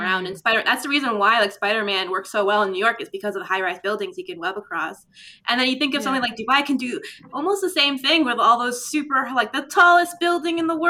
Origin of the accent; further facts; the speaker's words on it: Canada; I'm fully Arab, but I was raised in Canada. I was born and raised here